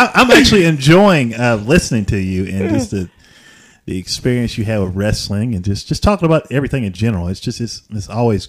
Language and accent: English; Chattanooga, Tennessee, United States; I grew up in Chattanooga, believe it or not. As a matter of fact, you said something to me on the live segment that hit me hard because, believe it or not, I grew up in East Lake Courts.